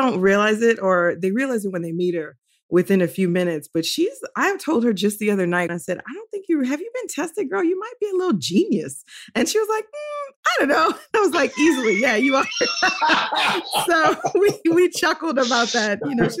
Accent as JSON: {"language": "English", "town": "New Orleans", "region": "Louisiana", "country": "United States", "said": "I'm from New Orleans"}